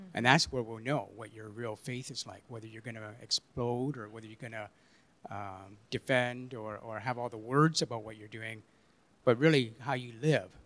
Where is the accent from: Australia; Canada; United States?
Canada; Kitchener, Ontario; I grew up in Kitchener